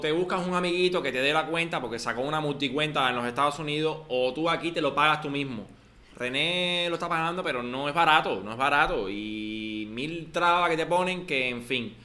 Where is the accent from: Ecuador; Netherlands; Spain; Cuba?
Cuba